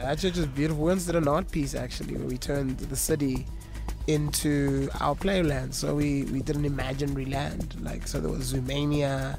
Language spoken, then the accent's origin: English; Johannesburg, Gauteng, South Africa; growing up in Johannesburg, catching a taxi from the East Rand